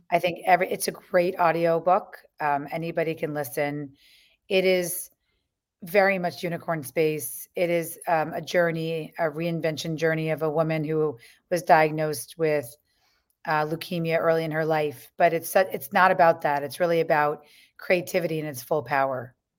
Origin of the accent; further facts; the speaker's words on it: New York, United States; growing up on the Lower East Side